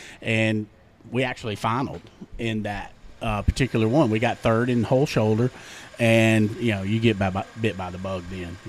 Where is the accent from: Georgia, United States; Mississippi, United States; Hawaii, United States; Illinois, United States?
Mississippi, United States; Nesbitt; now in Cleveland, United States; I grew up in in Nesbitt, Mississippi, just south of Memphis. And it was a nice little quaint town out in the country called Bridgetown.